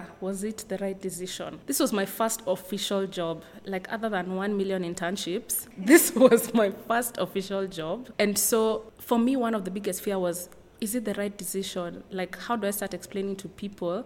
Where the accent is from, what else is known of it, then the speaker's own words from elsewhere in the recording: Nairobi, Kenya; I am from Nairobi, Kenya